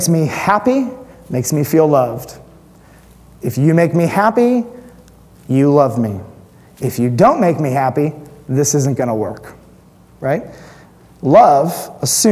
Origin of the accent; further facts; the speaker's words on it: United States; as an American Western Christian